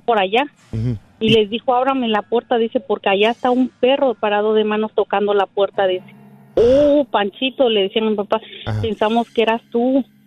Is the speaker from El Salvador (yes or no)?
no; Mexico; moved away; Venden mucho la carne de puerco de donde yo soy